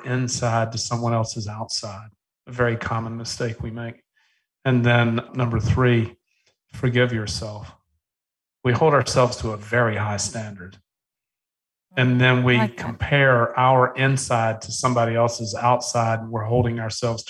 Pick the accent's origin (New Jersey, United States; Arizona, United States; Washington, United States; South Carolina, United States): South Carolina, United States; Charleston; I was born in Charleston, South Carolina.